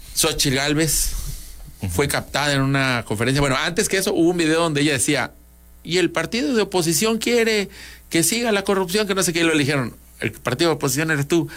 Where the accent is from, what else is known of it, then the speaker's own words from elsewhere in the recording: Mexico; cuando tú, como mexicano